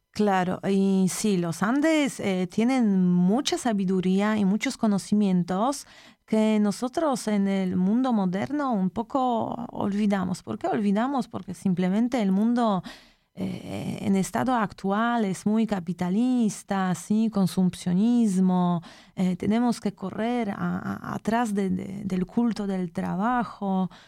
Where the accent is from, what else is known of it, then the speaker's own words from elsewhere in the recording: Poland; Spanish is a second language; moved away; also born or lived in Latin America; yo soy de Polonia